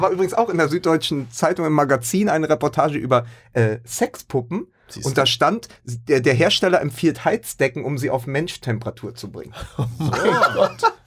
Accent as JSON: {"language": "German", "region": "Berlin", "country": "Germany", "said": "für mich als Berliner"}